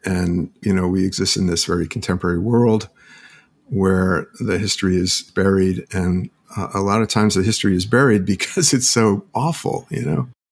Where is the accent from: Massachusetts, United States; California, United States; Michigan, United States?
Massachusetts, United States; Holyoke; I grew up in Holyoke, Massachusetts